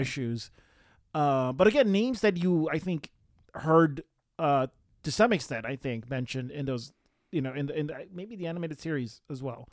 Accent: Romania; moved away; growing up in Romania

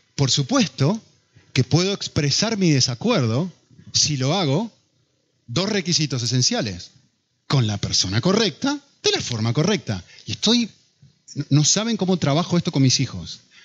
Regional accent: Argentina; now in Madrid, Spain; Yo como argentino

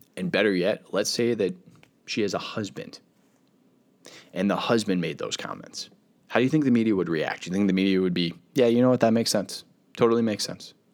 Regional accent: United States; being an American

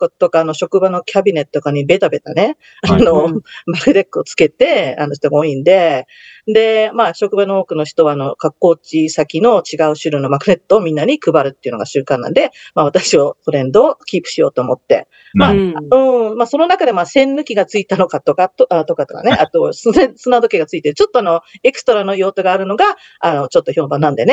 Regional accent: Tokyo, Japan; moved away as an adult; now in United States; 私が下北出身なんですけど

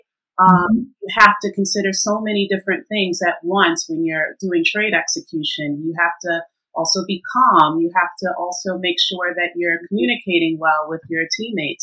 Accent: New York, United States; moved away as an adult; now in United Kingdom; I'm originally from New York, actually. And I've been in the UK for, it'll be 13 years

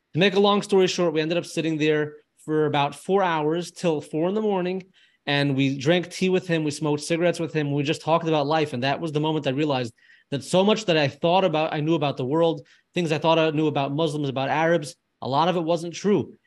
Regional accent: United States; We're from the United States

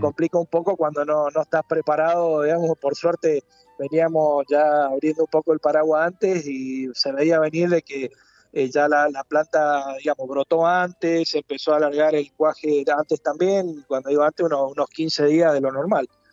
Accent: Mendoza, Argentina; soy oriundo mendocino

